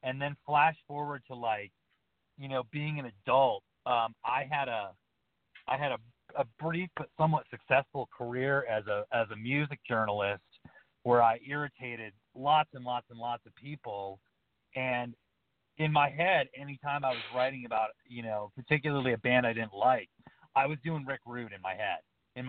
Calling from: Montana, United States; from the Montana wheat field.

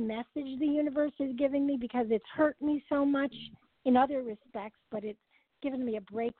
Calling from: California, United States; Hi, this is …. I'm calling from California.

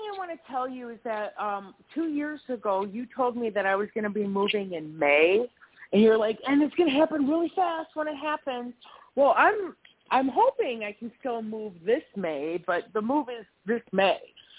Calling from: Wisconsin, United States; hi, I'm in Wisconsin.

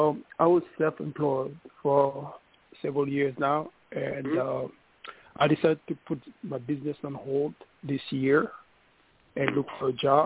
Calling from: New York, United States

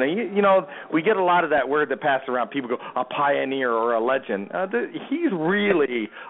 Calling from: Mexico; I I'm calling from Mexico, so I don't want to, you know, this is my friend's phone.

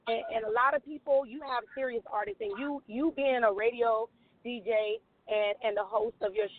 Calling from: Houston, Texas, United States; I'm calling from Houston, Texas.

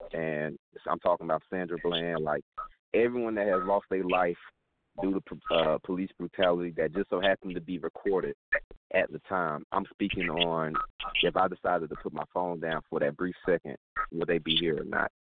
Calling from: Atlanta, Georgia, United States; I'm calling from Atlanta, Georgia, down south.

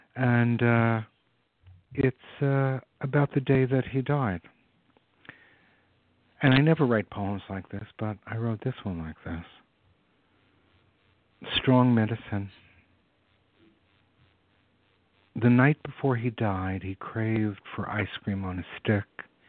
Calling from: San Francisco, California, United States; I'm calling from the Bay Area. I live in San Francisco.

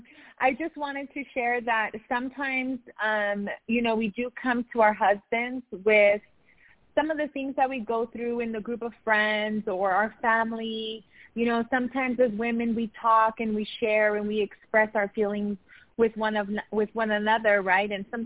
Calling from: Riverside, United States; How are you doing? Calling from Riverside.

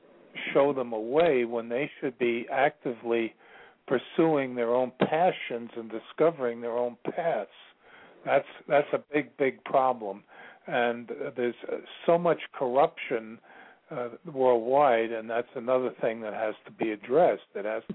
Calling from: Virginia, United States; I'm calling from Virginia.

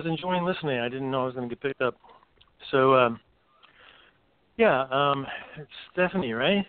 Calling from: North Carolina, United States; … is my name, and I'm in the Smoky Mountains of North Carolina.

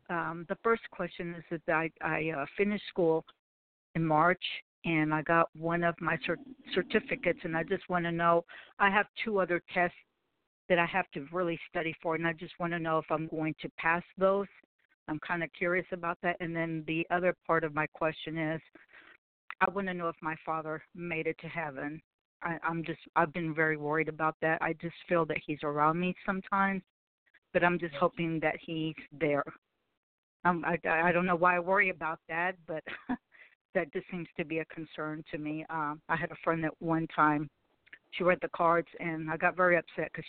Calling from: Dallas, Texas, United States; From Dallas.

